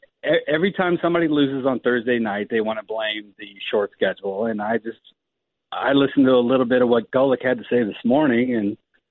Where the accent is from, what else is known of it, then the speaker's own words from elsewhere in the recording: San Antonio, Texas, United States; I'm actually from San Antonio, Texas